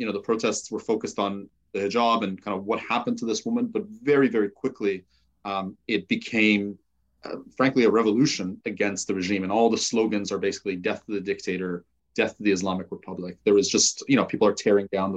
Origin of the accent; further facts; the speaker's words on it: Toronto, Ontario, Canada; also born or lived in Iran; My family then moved to Canada a few years later, and I grew up in Toronto